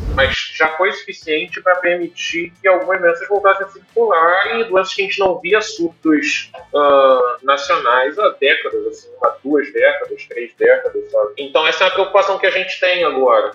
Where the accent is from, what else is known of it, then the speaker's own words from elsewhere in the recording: São Paulo, Brazil; moved away; eu que sou paulista